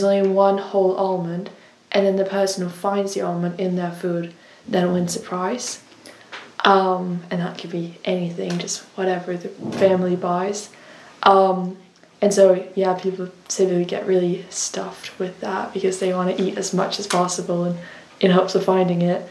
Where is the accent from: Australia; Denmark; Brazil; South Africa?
Denmark; now in United Kingdom; I am from Denmark